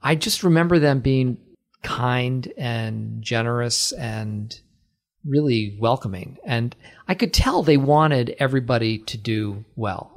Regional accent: Acton, Massachusetts, United States; I am from Acton

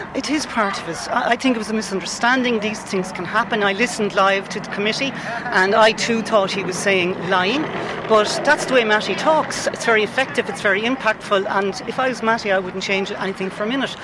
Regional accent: Goresbridge, Leinster, Ireland; accent: Kilkenny; moved away as an adult; now in Dublin, Ireland; I'm originally from Goresbridge in County Kilkenny.

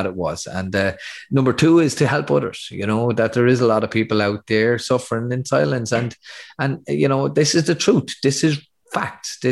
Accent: Athy, Leinster, Ireland; my hometown of Athy

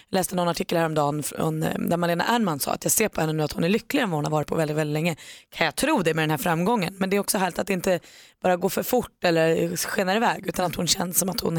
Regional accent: Norway; Jag är från Norge och kommer till Sverige nästa månad.

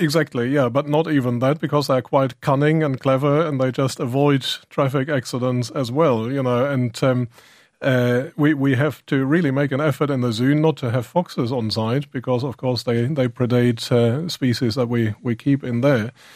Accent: Germany; accent: German; now in Ireland; I'm actually German, and in Germany we've been living with wolves

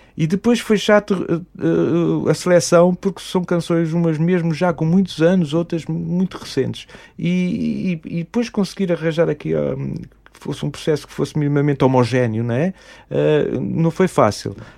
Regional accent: Mozambique; now in Tomar, Portugal; eu sou moçambicano, nasci em Moçambique

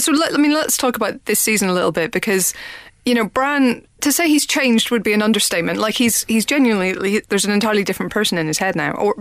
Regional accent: Northern Ireland, United Kingdom; moved away; I'm from Northern Ireland

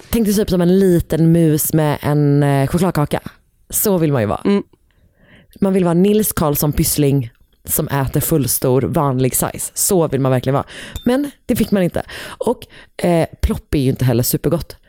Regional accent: Gothenburg, Västra Götaland, Sweden; moved away; also born or lived in Stockholm; min dialekt blir grövre så fort jag eh, liksom är i närheten av eh, Poseidon

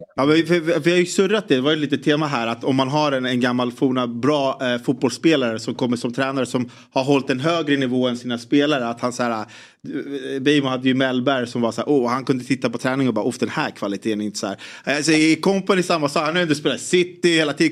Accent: Sweden; som svensk

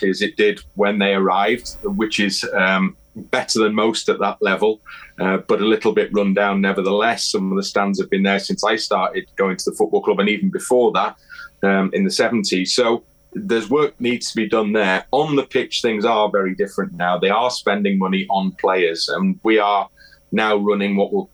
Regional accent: Wrexham, Wales, United Kingdom; I grew up in Wrexham

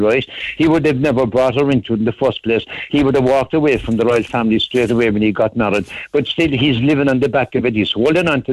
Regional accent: Ireland; as an Irish Republican

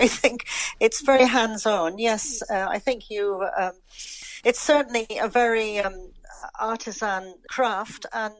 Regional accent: London, United Kingdom; moved away as an adult; now in Ireland; I know my accent has never changed overall. I'm living in Ireland now for probably the best part of almost 50 years.

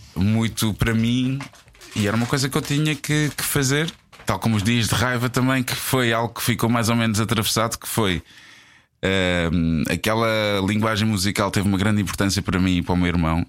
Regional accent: Portugal; nós, enquanto Tugas

